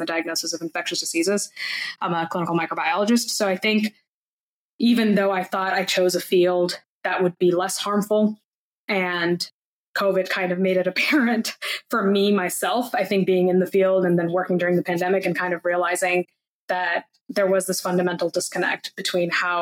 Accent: India; I was born in India

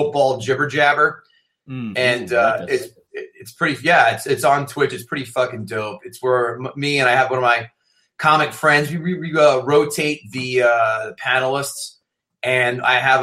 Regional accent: New Jersey, United States; I'm from Jersey

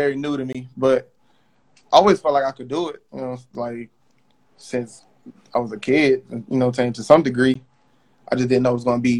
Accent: New York City, New York, United States; I was born in Brooklyn

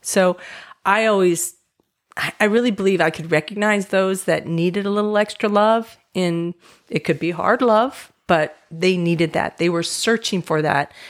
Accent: Southern California, United States; moved away as an adult; also born or lived in Oregon; I grew up in Southern California

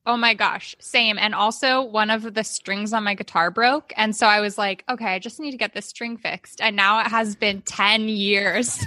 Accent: Oakland, California, United States; also born or lived in Albany, New York; now in Sacramento, United States; I was born in New York and I was adopted, so I was swiftly brought home to California, where I grew up in Oakland, California.

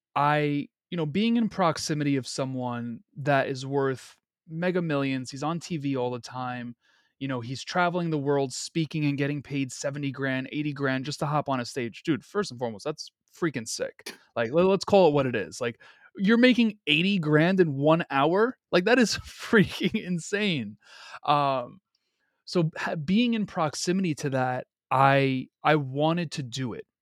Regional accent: New York City, New York, United States; I'm born and raised in Queens, New York

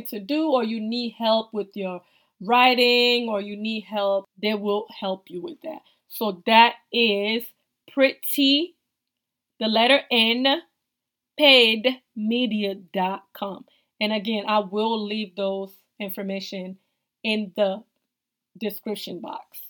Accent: Togo; now in United States; I'm originally from West Africa, Togo.

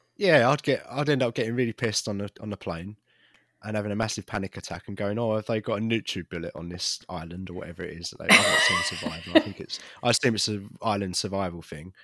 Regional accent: United Kingdom; I'm British.

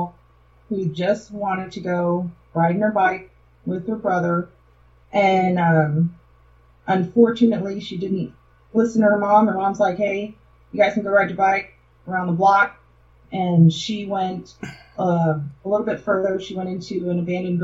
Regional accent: Chicago, Illinois, United States; now in Texas, United States; I'm from Chicago, but I live in Texas

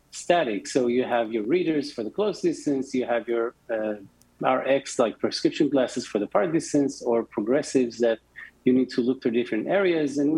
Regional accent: Tel Aviv, Tel Aviv District, Israel; Um, so, as I mentioned before, we're from Tel Aviv. 32 North is the latitude of uh, Tel Aviv

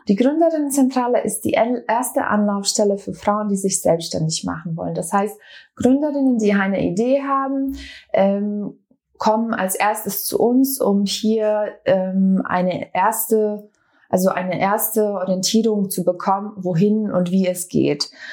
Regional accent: Bosnia & Herzegovina; now in Berlin, Germany; ich komme ursprünglich aus Bosnien-Herzegowina. Wir sind 95 nach Berlin geflüchtet

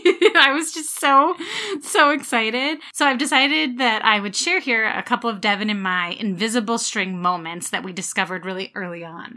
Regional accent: New Jersey, United States; my home state of New Jersey

